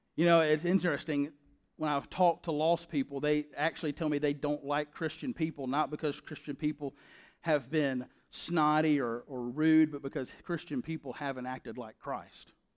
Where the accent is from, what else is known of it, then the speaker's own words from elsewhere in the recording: the South, United States; That's how we say it in the South